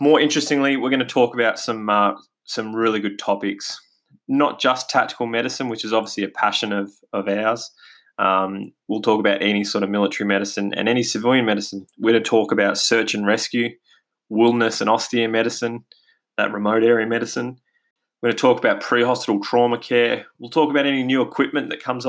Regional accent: Australia; accent: Australian; as you can probably hear from my accent, we're based here in Australia

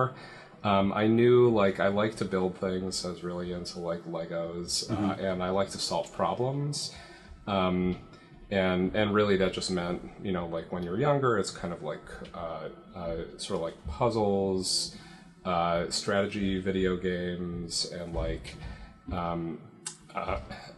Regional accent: Toronto, Ontario, Canada; moved away as an adult; now in San Francisco Bay Area, United States; I grew up in Toronto, and it's common there to go to school close to home

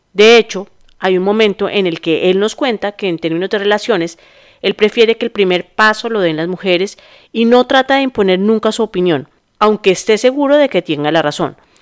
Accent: Bogotá, Colombia; los bogotanos usamos la palabra marica como una coma

